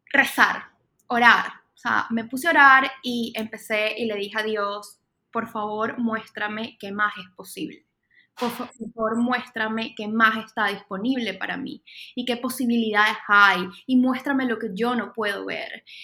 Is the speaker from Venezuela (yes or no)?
yes; Venezuela; moved away as an adult; Y no solo me mudé de Venezuela, sino que dejé muchas cosas que en ese momento no estaban funcionando